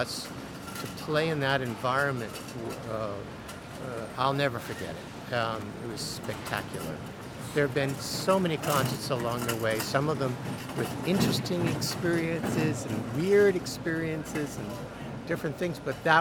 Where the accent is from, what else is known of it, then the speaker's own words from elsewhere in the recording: Stanford, California, United States; moved away as an adult; also born or lived in Rochester, New York / Geneva, Switzerland / Cologne, Germany; now in Pittsburgh, United States; I'm from Stanford, California. I grew up on the campus.